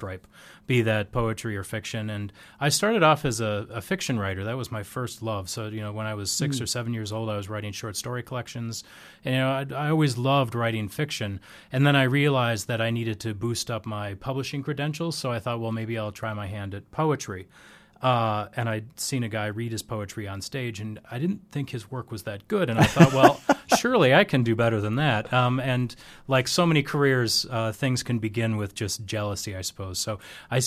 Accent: Minneapolis–Saint Paul, Minnesota, United States; moved away as an adult; also born or lived in Europe / Northern Ireland; now in Sioux Falls, United States; I'm originally from the Twin Cities, and then I moved to Europe for about 7 years

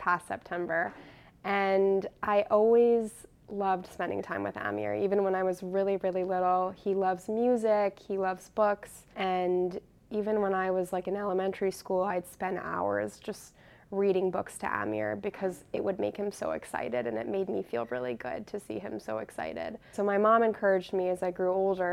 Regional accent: McLean, Virginia, United States; moved away as an adult; also born or lived in Charlottesville, Virginia; now in Worcester, Massachusetts, United States; I grew up in McLean, Virginia. I lived there my whole life

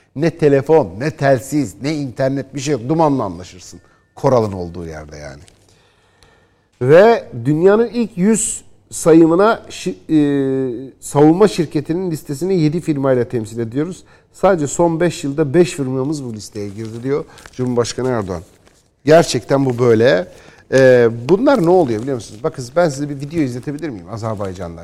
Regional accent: Istanbul, Turkey; Ben doğma ve Eyüpliyim.

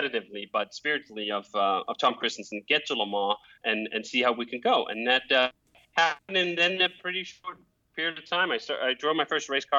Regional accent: Copenhagen, Capital Region of Denmark, Denmark; moved away as an adult; now in United States; I grew up in Copenhagen, Denmark, with a set of roller skates that I used to get around the city

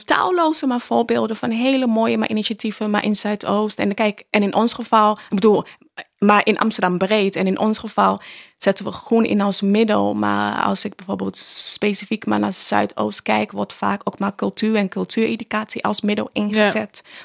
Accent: Ghana; now in Netherlands; ik ben in Ghana opgevoed

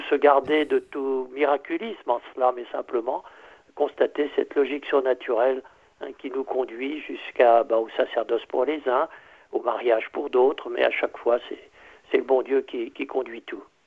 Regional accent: Berry, Centre-Val de Loire, France; je suis très très heureux d'être de cette, de cette petite région française

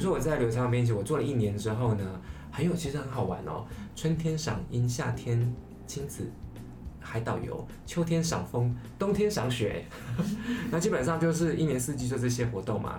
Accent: Taiwan; 一个是台湾的，就，就我这样

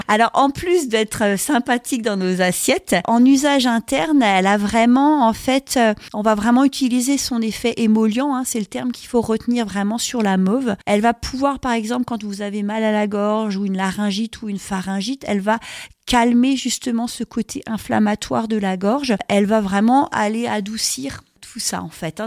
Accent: Alsace, Grand Est, France; chez nous, en Alsace

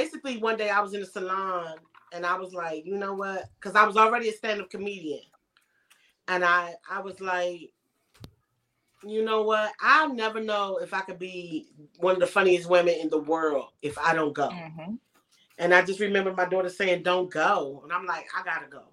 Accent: Washington, District of Columbia, United States; moved away as an adult; now in Los Angeles, United States; I was born in Washington D.C.

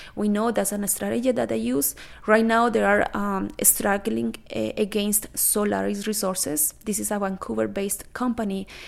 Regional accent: Colombia; now in Canada; I am originally from Colombia

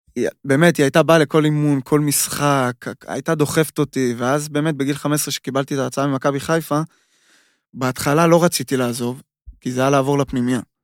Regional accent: Israel; moved away as an adult; now in Austria; אנחנו ישראלים

